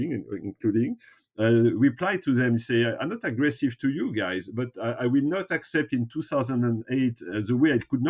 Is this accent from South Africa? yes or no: no; France; I was born and raised in the French traditional school system